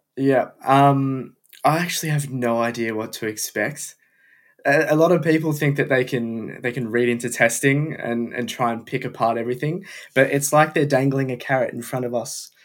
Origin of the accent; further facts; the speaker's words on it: Melbourne, Victoria, Australia; moved away; I'm from Melbourne, Australia